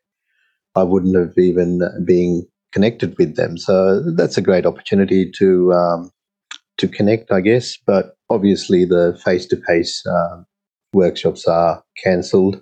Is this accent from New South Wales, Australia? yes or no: yes; Sydney, New South Wales, Australia; also born or lived in Sri Lanka; I grew up in Sydney